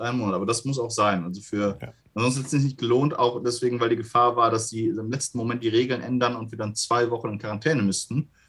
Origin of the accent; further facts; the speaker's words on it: Gelsenkirchen, North Rhine-Westphalia, Germany; in Gelsenkirchen, in meiner Heimatstadt